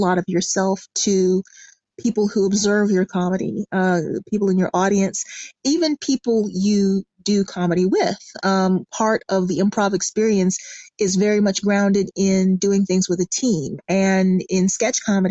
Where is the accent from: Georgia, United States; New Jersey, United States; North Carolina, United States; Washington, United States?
Georgia, United States; Atlanta; I am from Atlanta, Georgia.